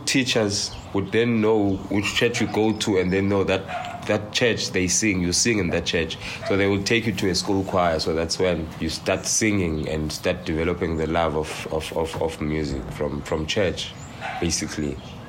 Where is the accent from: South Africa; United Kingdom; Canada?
South Africa; King William's Town, Eastern Cape; I grew up in the Eastern Cape. Eastern Cape is in King William's Town. The King William's Town is a very small town.